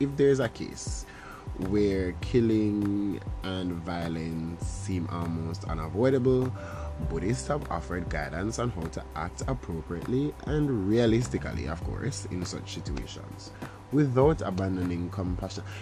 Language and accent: English; Jamaica; I'm Jamaican